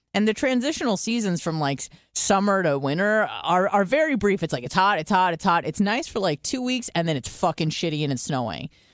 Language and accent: English; San Diego, California, United States; now in Tampa, United States; I'm from San Diego, I moved to Tampa